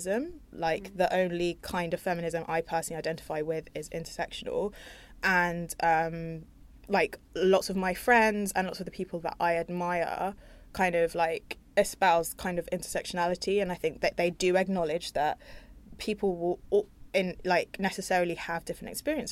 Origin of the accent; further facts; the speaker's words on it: London, United Kingdom; I'm from North London